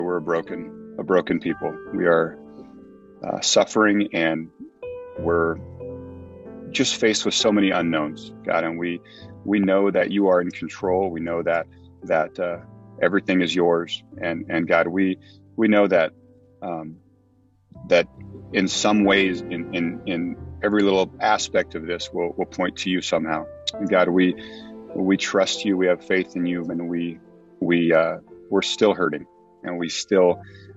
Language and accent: English; Greenville, California, United States; I grew up in that little town